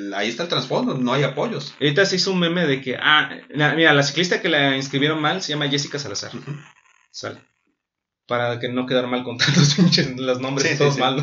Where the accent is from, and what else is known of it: Mexico